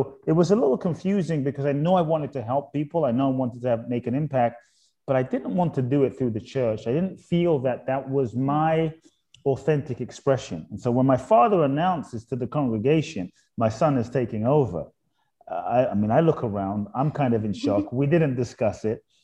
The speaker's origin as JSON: {"language": "English", "region": "London", "country": "United Kingdom", "tie": "born or raised there", "also_born_or_lived": "Ghana"}